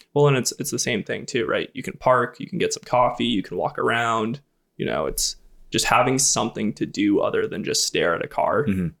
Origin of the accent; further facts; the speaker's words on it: New Hampshire, United States; I grew up in New Hampshire